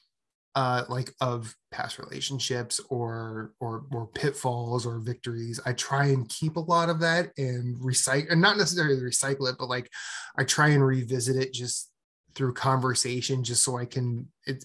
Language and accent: English; Iowa, United States; moved away as an adult; also born or lived in Philadelphia; So I'm from Iowa.